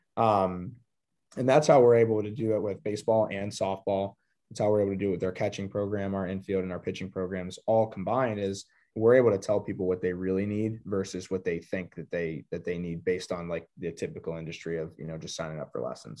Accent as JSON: {"language": "English", "town": "Pittsburgh", "region": "Pennsylvania", "country": "United States", "tie": "born or raised there", "said": "I'm originally from Pittsburgh, Pennsylvania. Um, grew up there"}